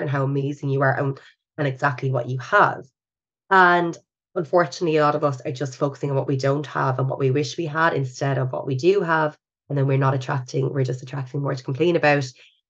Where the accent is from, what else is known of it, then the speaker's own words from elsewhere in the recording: Ireland; we're still Irish